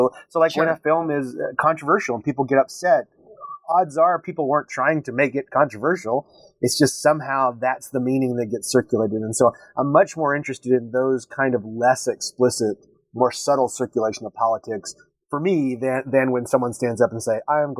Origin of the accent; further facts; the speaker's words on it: Texas, United States; I was born and raised in Texas.